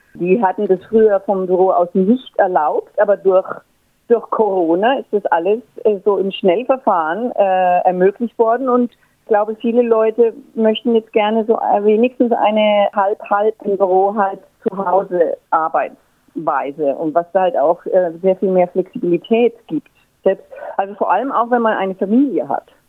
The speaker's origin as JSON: {"language": "German", "town": "Würzburg", "region": "Bavaria", "country": "Germany", "also_born_or_lived": "Frankfurt / Paris / Berlin", "moved": "as an adult", "lives_now": "Australia", "said": "Ich komme aus Würzburg, das ist äh, Franken, Nord Norden von Bayern, gehört also noch zu Bayern und habe dort auch studiert"}